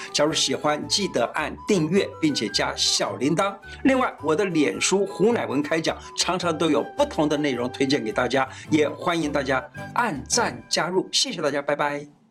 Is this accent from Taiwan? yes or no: yes; Taiwan; 我们台湾人呢大概有三十万人患有青光眼